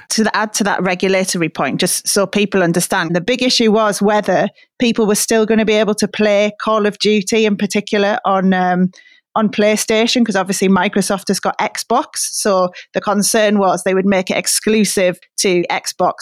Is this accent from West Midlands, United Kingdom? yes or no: no; Middlesbrough, North East England, United Kingdom; moved away; obviously my hometown